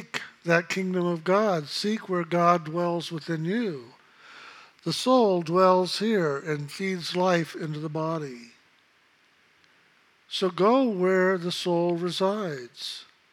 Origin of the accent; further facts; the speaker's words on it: San Antonio, Texas, United States; I came from San Antonio, Texas. I was born at the Knicks Hospital.